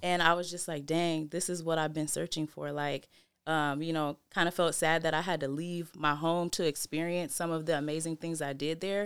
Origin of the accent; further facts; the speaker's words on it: Seattle, Washington, United States; also born or lived in Federal Way, Washington; we were mostly raised in Seattle, yeah. Sullivan Street.